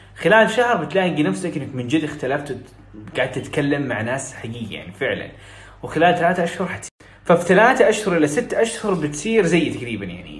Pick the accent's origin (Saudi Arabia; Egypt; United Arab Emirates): Saudi Arabia; accent: Saudi; أنا بتكلم سعودي، عشت بنت سعوديين وسعودي